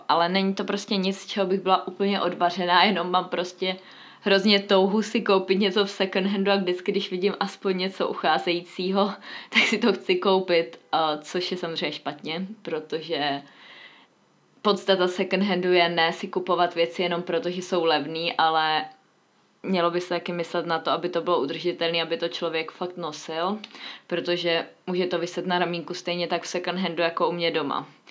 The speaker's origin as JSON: {"language": "Czech", "town": "Mladá Boleslav", "region": "Central Bohemian Region", "country": "Czechia", "moved": "yes", "said": "jsem původně z Mladé Boleslavy"}